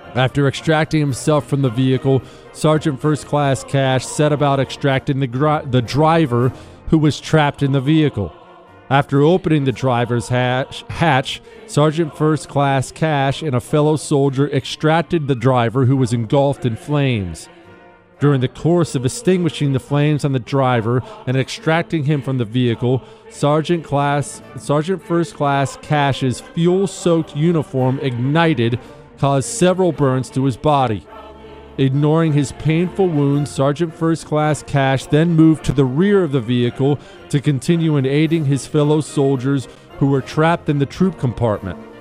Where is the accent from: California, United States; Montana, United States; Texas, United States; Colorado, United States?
Montana, United States; where I grew up in Montana